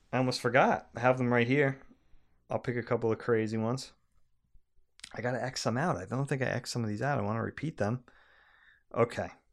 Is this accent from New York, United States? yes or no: yes; Long Island, New York, United States; we grew up on Long Island